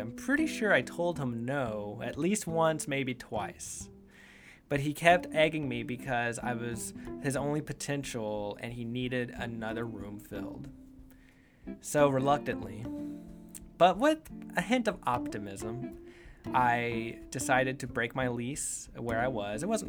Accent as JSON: {"language": "English", "town": "Houston", "region": "Texas", "country": "United States", "tie": "born or raised there", "lives_now": "Austin, United States", "said": "Houston is where I like to say I was born and raised"}